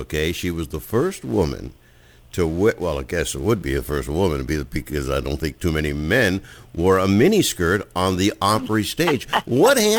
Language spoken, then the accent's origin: English; Erie, Pennsylvania, United States; I'm from Erie